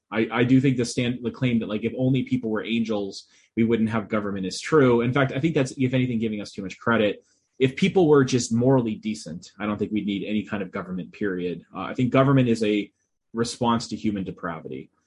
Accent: Boston, Massachusetts, United States; I'm originally from the Boston area, but I don't have a Boston accent.

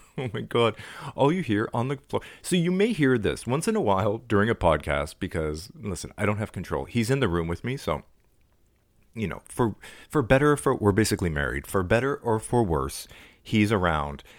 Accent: Toronto, Ontario, Canada; my hometown

